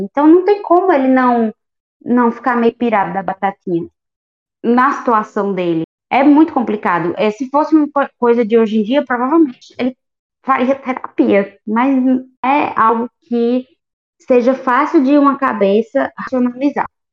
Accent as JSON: {"language": "Portuguese", "country": "Brazil", "said": "eu sou brazuca"}